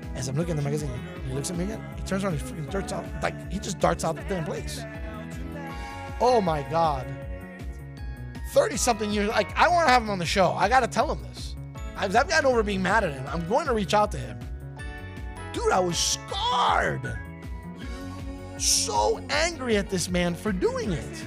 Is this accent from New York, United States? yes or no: yes; New York, United States; as a New Yorker